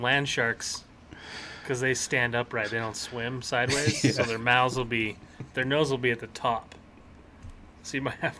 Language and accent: English; Utah, United States; Well, I grew up in Utah.